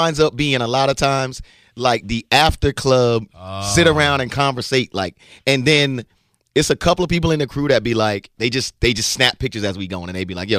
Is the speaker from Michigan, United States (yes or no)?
no; New York, United States; now in Tampa Bay, United States; New York, the Bronx.